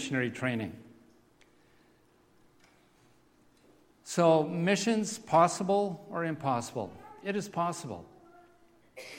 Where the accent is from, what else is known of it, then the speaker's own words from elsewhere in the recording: Steinbach, Manitoba, Canada; moved away; we grew up in Steinbeck